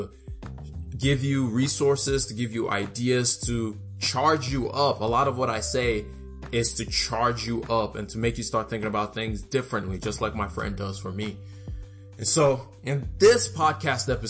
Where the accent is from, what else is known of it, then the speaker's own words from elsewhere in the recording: Nigeria; now in United States; where I grew up in Nigeria and moved to the U.S.